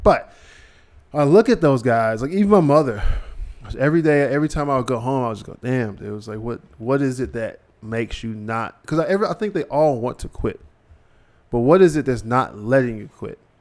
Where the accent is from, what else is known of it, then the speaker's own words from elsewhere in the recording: Cincinnati, Ohio, United States; I'm from Ohio. I'm from Cincinnati